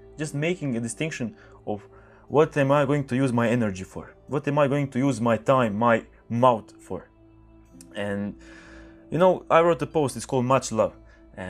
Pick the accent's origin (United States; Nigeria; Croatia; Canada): Croatia; English is a second language; I'm speaking English right now. I'm Croatian